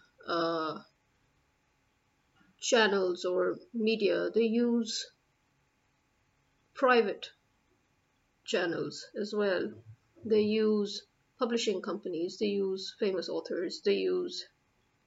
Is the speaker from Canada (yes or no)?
no; Pakistan; I'm a Pakistani